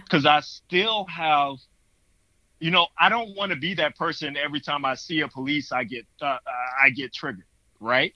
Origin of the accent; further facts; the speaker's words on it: North Carolina, United States; moved away as an adult; also born or lived in Connecticut; i had moved back to north carolina in my hometown